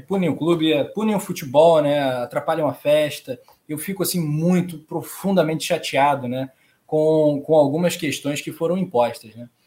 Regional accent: Rio de Janeiro, Brazil; como carioca

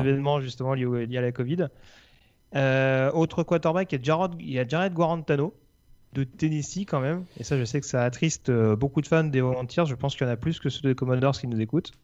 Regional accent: France; accent: French; mon accent français

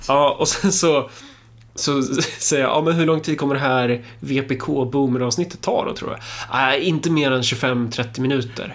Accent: Örebro, Örebro County, Sweden; jag är örebroare

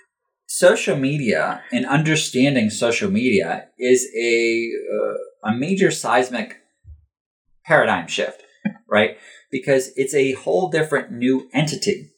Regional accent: United States; as an American

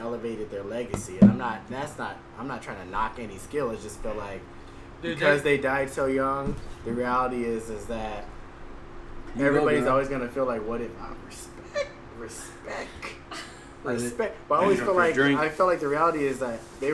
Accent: Texas, United States; I'm from Texas

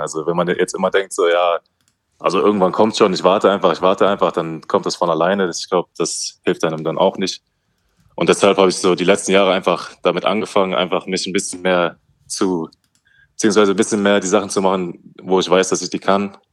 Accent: Wetzlar, Hesse, Germany; moved away; also born or lived in Schweinfurt; Ich bin in, in Wetzlar aufgewachsen, das ist in Hessen. Mhm. Also ich, als Hesse.

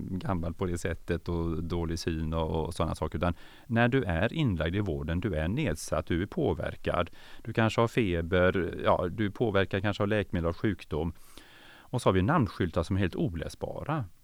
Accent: Norrland, Sweden; born there; also born or lived in Umeå; Ja, jag är född norrlänning och så flyttade min pappa, han bytte jobb ganska ofta så jag fick ju flytta, vi fick ju flytta runt eh, ett antal gånger och vi flyttade tillbaka till, till eh

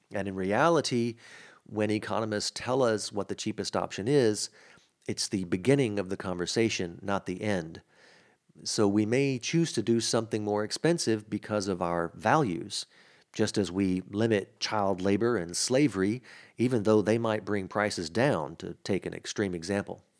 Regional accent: Mississippi, United States; also born or lived in New Orleans, Louisiana; I grew up in Mississippi, which has a much different accent

